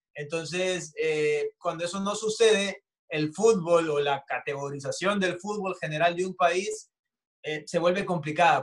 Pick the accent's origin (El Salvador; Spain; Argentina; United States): El Salvador